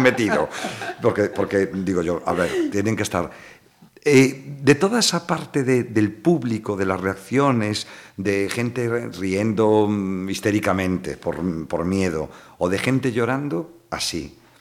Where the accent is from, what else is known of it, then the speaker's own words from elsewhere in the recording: Vilanova de Arousa, Galicia, Spain; me acuerdo de pequeño, te lo juro, en Vilanova de Arousa